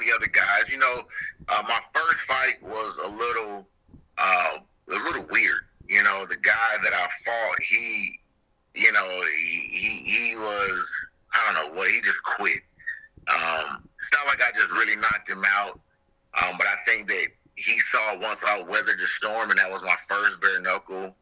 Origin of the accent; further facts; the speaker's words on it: near Rock Hill, South Carolina, United States; not too far from my hometown